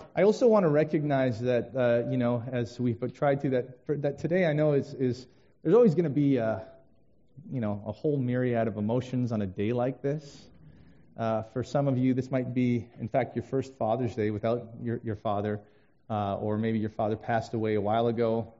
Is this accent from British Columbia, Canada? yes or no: yes; Vancouver, British Columbia, Canada; moved away as an adult; now in Detroit, United States; I grew up in Vancouver for the first 22 years of my life